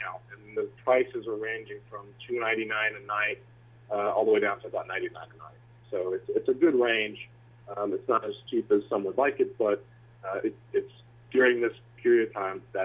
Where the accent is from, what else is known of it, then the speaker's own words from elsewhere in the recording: Louisiana, United States; now in Austin, United States; I grew up in Louisiana